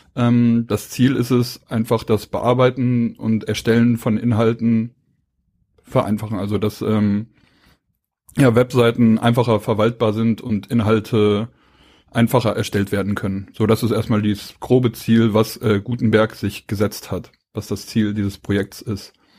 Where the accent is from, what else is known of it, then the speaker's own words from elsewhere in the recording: Hamburg, Germany; moved away; Also ich komme aus Hamburg. Ich wohne jetzt hier seit ähm, knapp neun Jahren